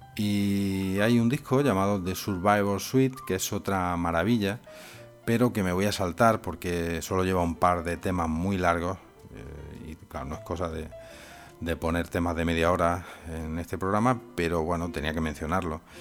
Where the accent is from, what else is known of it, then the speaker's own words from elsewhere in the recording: Spain; aquí en mi país, en España